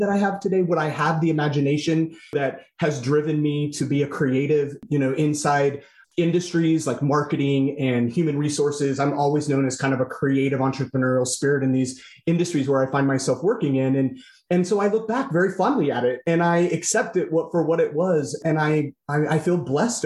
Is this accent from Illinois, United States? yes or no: yes; Casey, Illinois, United States; I'm a downstater who grew up in East Central Illinois in a small farm town called Casey, Illinois